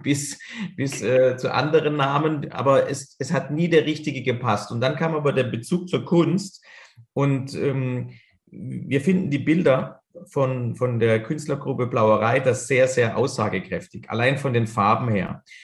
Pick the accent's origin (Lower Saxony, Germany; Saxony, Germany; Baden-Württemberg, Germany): Baden-Württemberg, Germany; Karlsruhe; also born or lived in Spain; zähle ich mich natürlich als Karlsruher, da wir ein Stadtteil von Karlsruhe sind